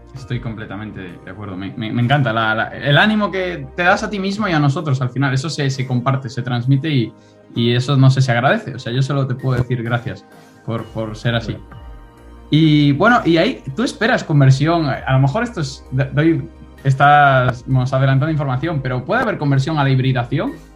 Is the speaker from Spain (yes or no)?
yes; Spain; moved away as an adult; also born or lived in Vigo / Málaga; now in London, United Kingdom; nosotros como estudiantes españoles